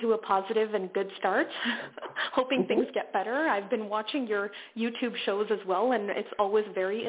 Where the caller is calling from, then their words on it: Toronto, Ontario, Canada; I'm calling you from Toronto, Ontario in Canada.